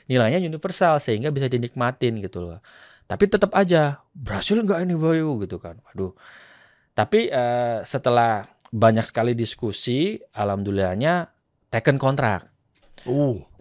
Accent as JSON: {"language": "Indonesian", "town": "Malang", "region": "East Java", "country": "Indonesia", "tie": "born there", "said": "Saya pingin mengangkat kota kelahiran saya dulu"}